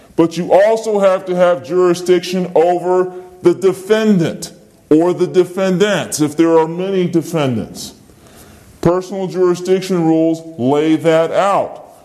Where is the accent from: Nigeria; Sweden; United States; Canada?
United States; Virginia; I'm from Virginia.